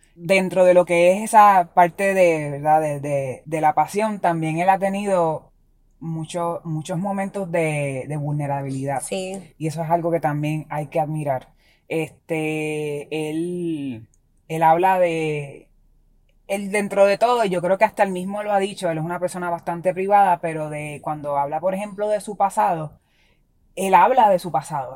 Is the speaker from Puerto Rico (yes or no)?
yes; Puerto Rico; como puertorriqueños